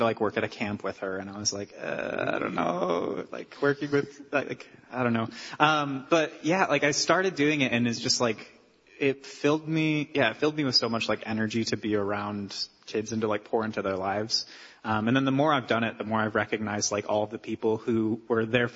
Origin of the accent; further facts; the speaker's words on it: Milford, Michigan, United States; I'm from Milford, Michigan.